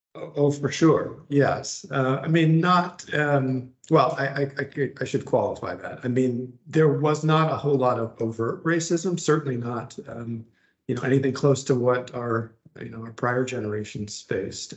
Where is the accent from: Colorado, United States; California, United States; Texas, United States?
California, United States; Laguna Beach; also born or lived in Garden Grove, California / Santa Ana, California / Irvine, California; I grew mm -hmm. up mm-hmm. down in Orange County uh, here in Southern California